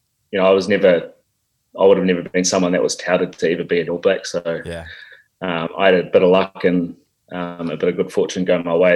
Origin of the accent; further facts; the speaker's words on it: Napier, Hawke's Bay, New Zealand; moved away as an adult; I grew up, born and bred in the Hawke's Bay in Napier.